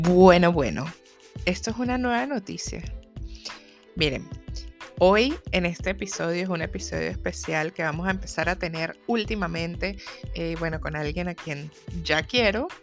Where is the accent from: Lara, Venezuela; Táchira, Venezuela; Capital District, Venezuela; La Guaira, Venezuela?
Táchira, Venezuela; San Cristóbal; moved away as an adult; also born or lived in Zulia, Venezuela; now in Argentina; Viajé a San Cristóbal, de donde soy